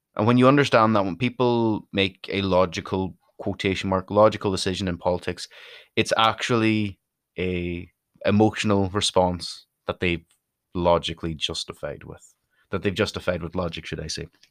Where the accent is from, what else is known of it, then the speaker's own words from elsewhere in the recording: Donegal, Ulster, Ireland; also born or lived in Derry; I'm from Donegal, which is the most northerly county